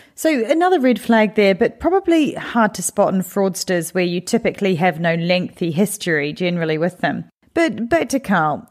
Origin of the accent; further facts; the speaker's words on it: London, United Kingdom; my hometown in London